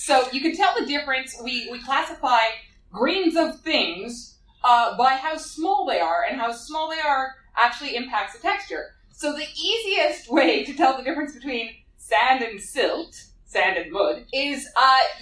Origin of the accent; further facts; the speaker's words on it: Canada; I'm a Canadian geophysicist